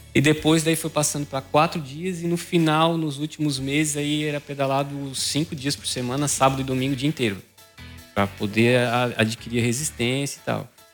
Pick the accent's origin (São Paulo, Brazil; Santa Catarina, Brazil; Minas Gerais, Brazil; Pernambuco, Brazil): Santa Catarina, Brazil; Maracajá; now in Araranguá, Brazil; sou natural de Maracajá, mas moro há muitos anos já em Araranguá